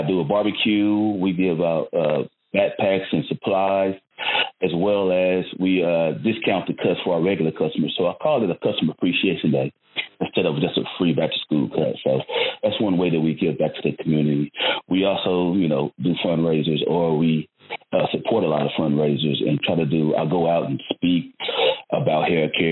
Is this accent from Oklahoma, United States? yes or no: yes; Tulsa, Oklahoma, United States; I'm from Tulsa, Oklahoma. I started my musical journey at Booker T. Washington High School